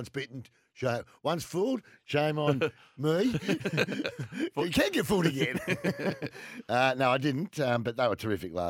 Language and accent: English; Australia; Yeah, well, of course I did. I'm Australian.